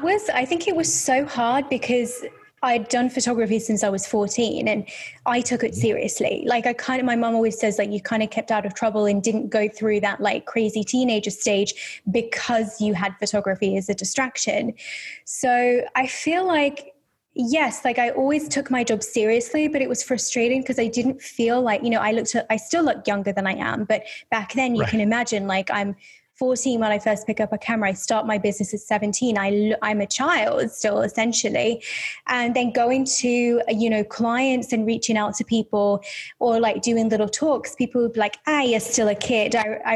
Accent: Birmingham, West Midlands, United Kingdom; accent: Birmingham; thinking back then, I had more of a Birmingham accent. So you've got to think of like Peaky Blinders, right? Because that's where I'm from.

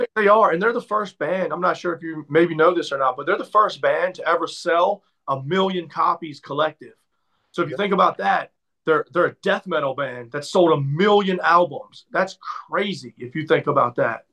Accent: Maryland, United States; moved away as an adult; also born or lived in Atlanta / Tampa; I'm from Maryland

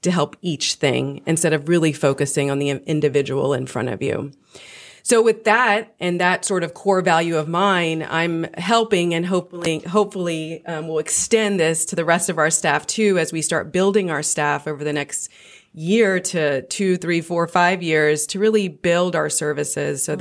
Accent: Louisiana, United States; moved away as an adult; also born or lived in Boston; I'm originally from Louisiana, but had been living in Boston for about 13 years

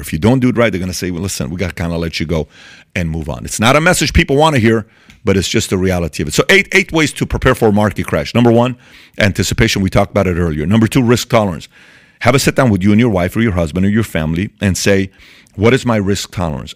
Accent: Iran; moved away; I'm from Iran, born and raised in Iran

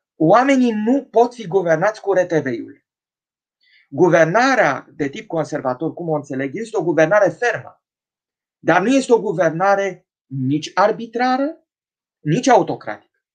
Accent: Romania; ca români

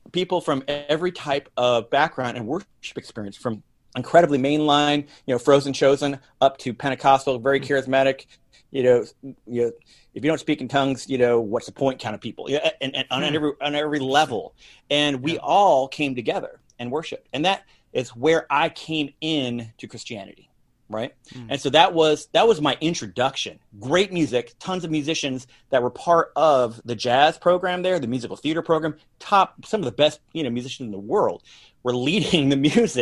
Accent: Iowa, United States; moved away as an adult; also born or lived in Miami, Florida / Atlanta; now in Greenville, United States; I'm from Iowa

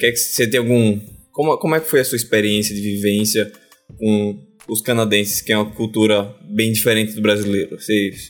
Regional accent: Brazil; moved away; 100% BR.

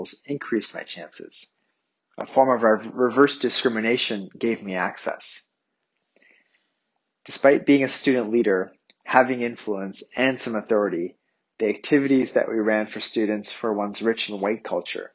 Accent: Canada; My parents immigrated to Canada months before I was born.

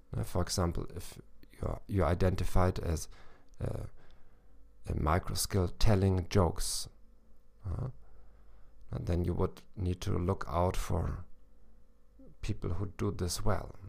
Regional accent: Northern Germany, Germany; accent: North German; first language German; English is a second language; my accent, which is, uh, a North German accent

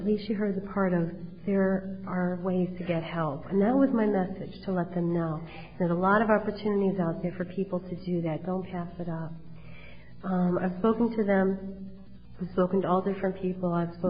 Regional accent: Cheshire, Connecticut, United States; now in Wallingford, United States; I have to tell you that I grew up in Cheshire, and right before I was getting married, I moved to Wallingford, Connecticut.

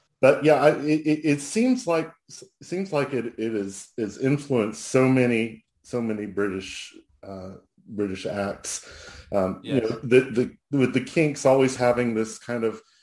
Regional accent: United States

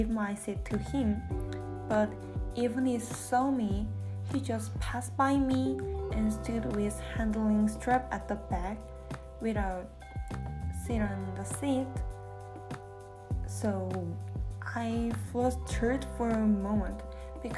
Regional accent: South Korea; English is a second language; moved away as an adult; now in United States; I'm from South Korea. So English is not my mother tongue. It is my second language

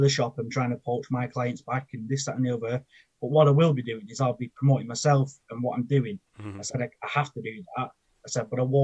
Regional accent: Preston, North West England, United Kingdom; I'm from Preston in Lancashire. And growing up, I was basically a bit of a sod

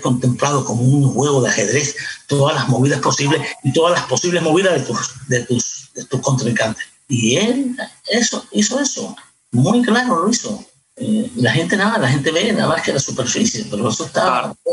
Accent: Cuba; moved away as an adult; ya yo cuando me fui de Cuba tenía una vida en Cuba. No es que me fui de jovencito, fui ya 20 años

